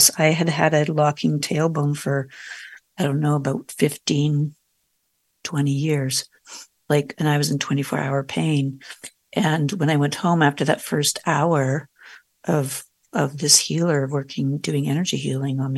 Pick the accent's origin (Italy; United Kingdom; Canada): Canada; I'm Canadian